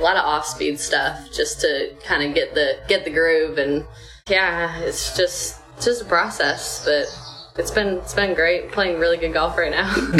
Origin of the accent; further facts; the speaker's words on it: Cleveland, Ohio, United States; I grew up in Cleveland